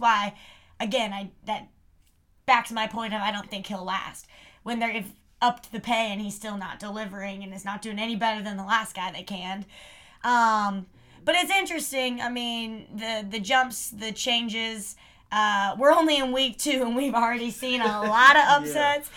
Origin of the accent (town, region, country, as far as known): the South, United States